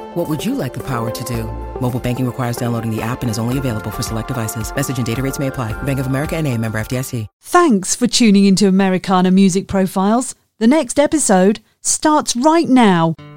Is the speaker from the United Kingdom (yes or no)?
no; Dublin, Leinster, Ireland; moved away as an adult; also born or lived in Pittsburgh; now in United States; I grew up in Dublin.